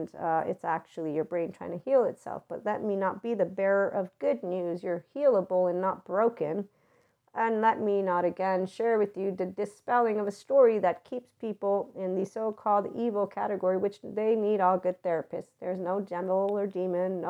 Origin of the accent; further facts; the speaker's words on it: Naples, Campania, Italy; moved away; also born or lived in Pozzuoli; living in Pozzuoli, but I'm from Naples